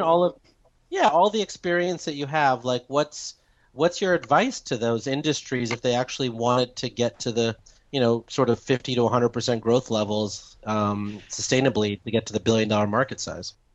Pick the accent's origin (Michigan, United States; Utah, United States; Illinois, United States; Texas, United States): Illinois, United States; Chicago; now in New York, United States; I'm from Chicago. We're more hardy than the Virginians